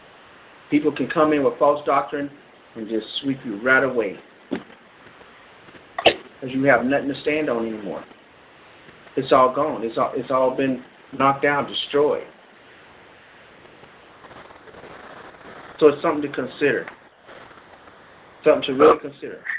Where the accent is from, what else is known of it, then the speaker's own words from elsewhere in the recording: Florida, United States; I'm from Florida